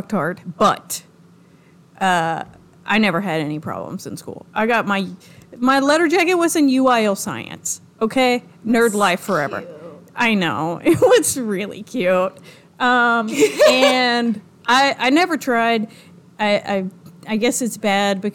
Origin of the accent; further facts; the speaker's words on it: New Orleans, Louisiana, United States; also born or lived in Duncanville, Texas; now in Glen Rose, United States; I was born in New Orleans. So was my mother and my brother.